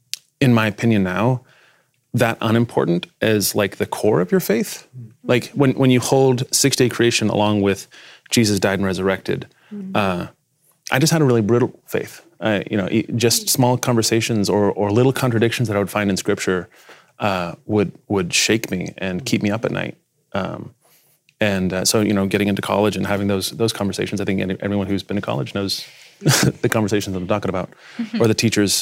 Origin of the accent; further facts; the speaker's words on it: Spain; I'm a, not just a pastor's kid, I'm a missionary's kid. {S1} Okay. {S4} So I grew up mostly in Spain.